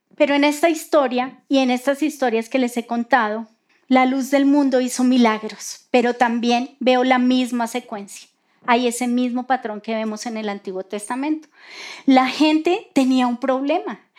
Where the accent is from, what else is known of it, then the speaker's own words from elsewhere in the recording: Colombia; así somos nosotros los colombianos